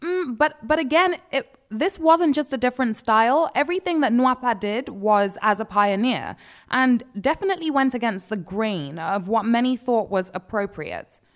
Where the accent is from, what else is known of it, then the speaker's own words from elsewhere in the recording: Nigeria; as a Nigerian